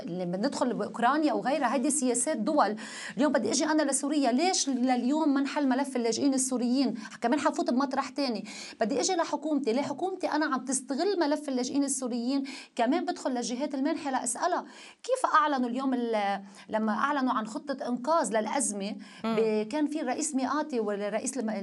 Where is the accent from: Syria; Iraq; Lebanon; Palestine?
Lebanon; أنا أشعر كمواطنة لبنانية